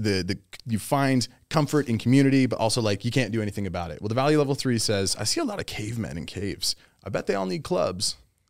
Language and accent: English; United States; also born or lived in Germany; I love being American. This is what I'm saying. I was born